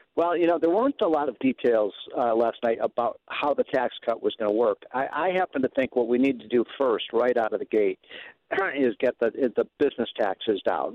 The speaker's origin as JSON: {"language": "English", "region": "Illinois", "country": "United States", "said": "my home state of Illinois"}